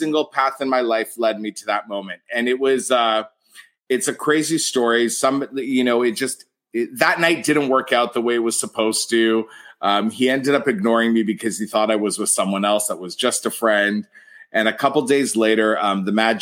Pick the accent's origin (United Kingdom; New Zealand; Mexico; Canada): Canada; being Canadian